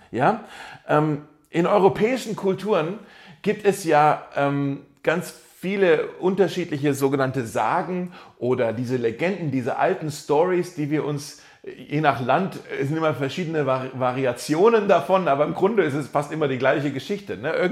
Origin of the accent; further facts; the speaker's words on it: Germany; Ich bin ja dann eher so, hey, ich bin Deutscher, gib mir jetzt einfach einen Satz, eine Definition, äh, schön zusammengefasst.